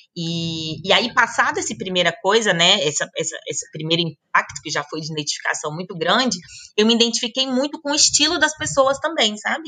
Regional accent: Brasília, Federal District, Brazil; moved away; eu sou de Brasília

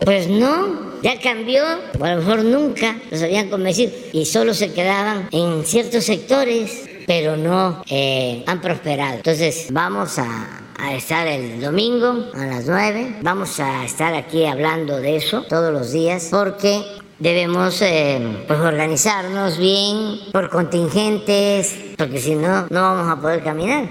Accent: Mexico; nuestro país

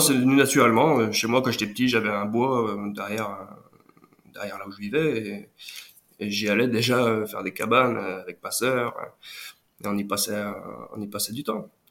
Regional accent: Lyon region, Auvergne-Rhône-Alpes, France; also born or lived in Brittany / Pyrénées-Orientales; je suis né en Bretagne, mais très tôt, je suis arrivé en, région, en région euh, lyonnaise

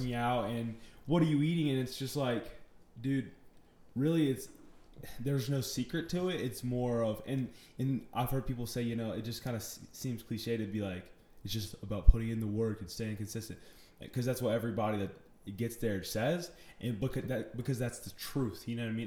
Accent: Chapel Hill, North Carolina, United States; also born or lived in Mooresville, North Carolina; I'm from Chapel Hill, North Carolina. I was born in uh, Mooresville, North Carolina.

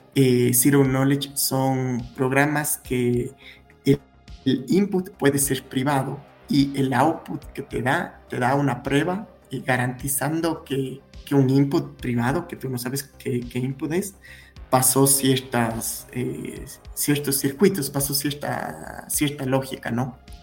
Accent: Cuenca, Azuay, Ecuador; nací en Cuenca, Ecuador, la ciudad más bonita de Cuenca, de, Ecuador

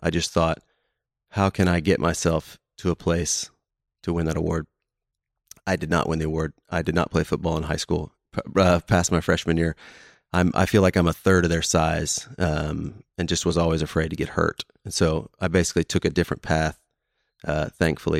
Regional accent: Houston, Texas, United States; now in Dallas, United States; I grew up in Houston

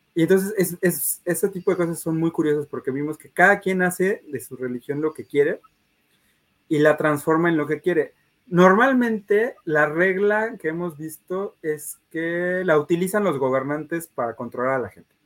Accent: Mexico; como mexicanos

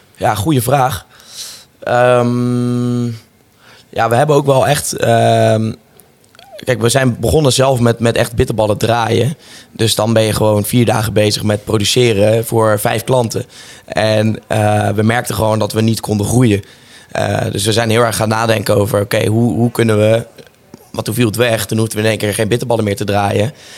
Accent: Rotterdam, South Holland, Netherlands; ik kom natuurlijk uit Rotterdam

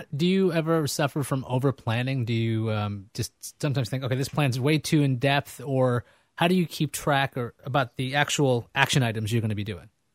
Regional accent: New York, United States; also born or lived in California; I grew up in Queens

